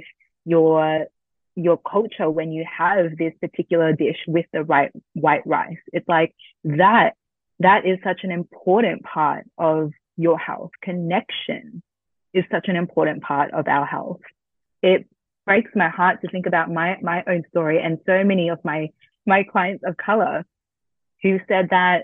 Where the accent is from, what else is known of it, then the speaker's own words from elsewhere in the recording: Australia; I'm Vietnamese Australian first gen.